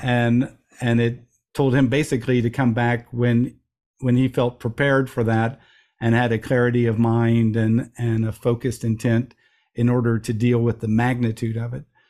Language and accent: English; Midwest, United States; I'm a young guy growing up in the Midwest, in America